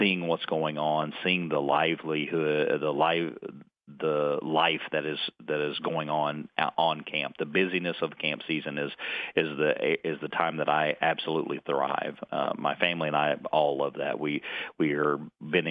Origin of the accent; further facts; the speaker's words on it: North Georgia, United States; also born or lived in Idaho; now in Florida, United States; I was raised in North Georgia